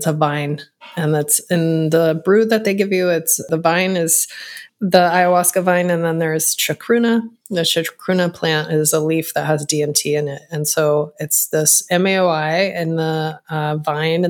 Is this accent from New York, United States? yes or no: no; Texas, United States; moved away as an adult; live with my mom in my hometown in a small town in Texas